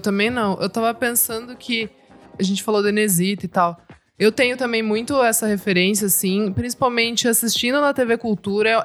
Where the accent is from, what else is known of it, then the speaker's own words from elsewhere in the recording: Sorocaba, São Paulo, Brazil; Eu sou de Sorocaba também, crescendo também rodeio